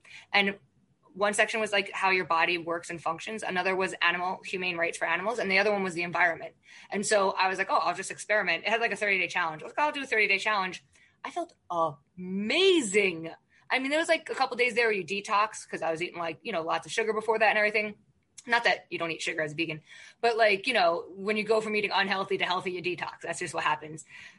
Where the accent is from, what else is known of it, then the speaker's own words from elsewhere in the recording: Ireland; I can never be vegan because I'm Irish and I like meat and potatoes